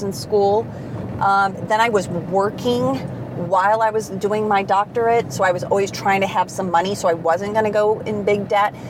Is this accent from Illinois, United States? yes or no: yes; Chicago, Illinois, United States; moved away as an adult; now in California, United States; I grew up in Chicago, did my undergraduate there